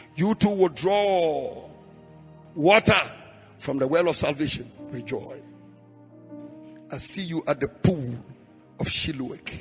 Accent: Frafra, Bolgatanga area, Upper East, Ghana; moved away; I'm a frafra from Damol Tindong

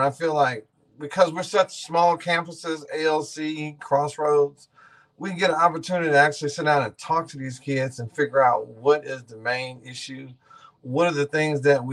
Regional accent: Missouri City, Texas, United States; I grew up in Ridgemont, you know, Missouri City, went to Missouri City, Willow Ridge

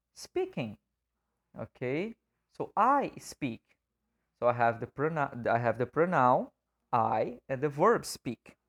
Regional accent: Brazil; first language Portuguese; English is a second language; as a native speaker of Portuguese

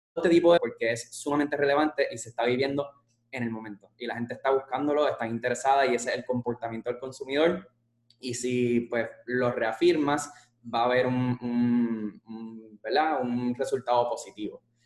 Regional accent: Puerto Rico; somos puertorriqueños

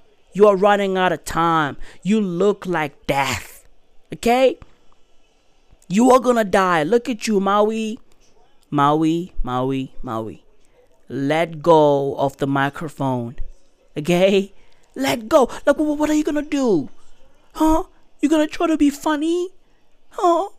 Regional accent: South Africa; I'm a South African

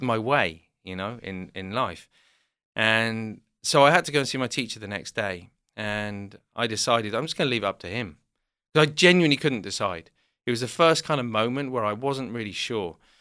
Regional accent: South West England, United Kingdom; also born or lived in London; we grew up in the southwest of England

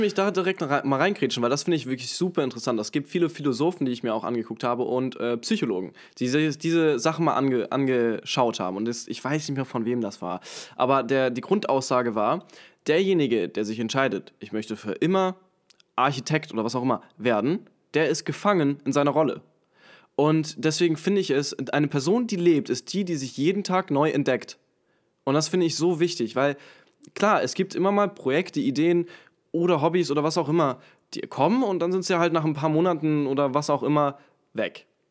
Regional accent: Hamburg, Germany; in Hamburg, äh, in meiner Heimatstadt, in meinem Heimatort

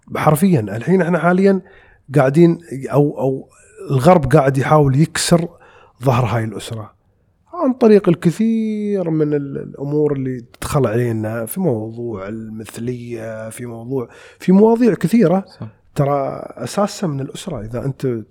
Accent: United Arab Emirates; 200 جنسيه عندنا في الامارات مع جنسيتنا احنا

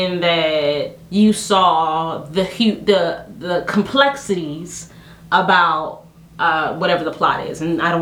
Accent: Haiti

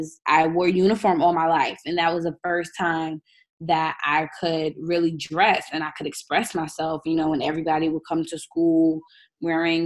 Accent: New York City, New York, United States; I grew up in Southside, Jamaica, Queens. Still live here.

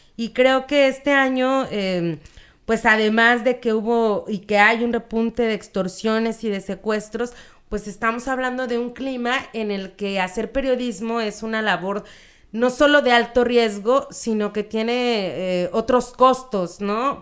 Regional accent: Mexico; siendo mexas

